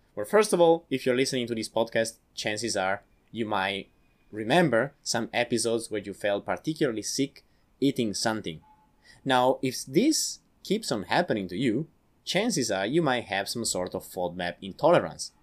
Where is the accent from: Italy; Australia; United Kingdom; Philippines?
Italy; accent: Italian; English is a second language; I'm from Italy